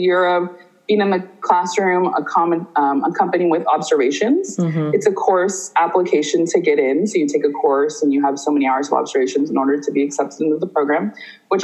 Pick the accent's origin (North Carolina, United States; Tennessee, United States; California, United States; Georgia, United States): California, United States; Huntington Beach; also born or lived in Santa Ana; I was from Orange County. I spent most of my life in Huntington Beach